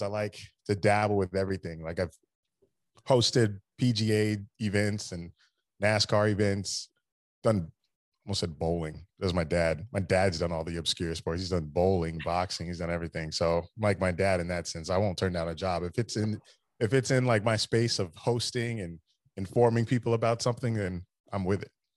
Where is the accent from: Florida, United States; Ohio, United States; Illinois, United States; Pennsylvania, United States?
Florida, United States; Daytona Beach; I grew up in Daytona Beach, so I've always been going to the Daytona five hundred with my dad